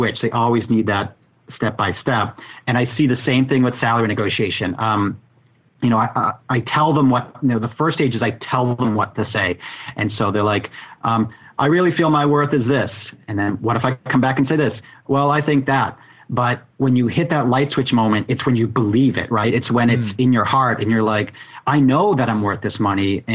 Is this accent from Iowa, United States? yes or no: no; Boston, Massachusetts, United States; I grew up in Boston